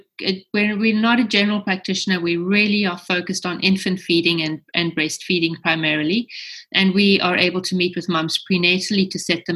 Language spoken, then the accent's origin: English; South Africa; accent: South African; moved away as an adult; now in Canada; I'm from South Africa originally. I did nursing and midwifery there